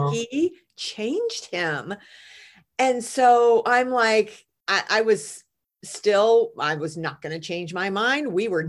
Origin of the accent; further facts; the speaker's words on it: United States; I'm an American